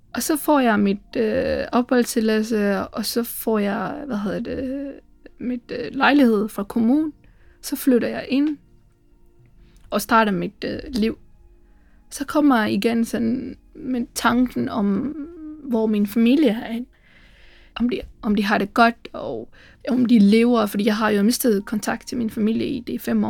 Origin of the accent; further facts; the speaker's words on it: Sri Lanka; Danish is a second language; moved away as an adult; now in Aarhus, Denmark; jeg kommer fra Sri Lanka, og øh, jeg bor i Aarhus